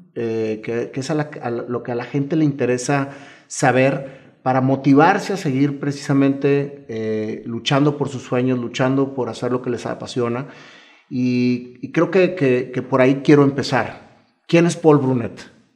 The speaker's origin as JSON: {"language": "Spanish", "country": "Mexico", "said": "yo soy un amante también de nuestro país"}